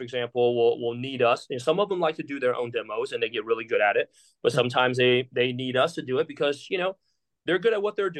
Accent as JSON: {"language": "English", "country": "Taiwan", "moved": "yes", "said": "I'm from Taiwan"}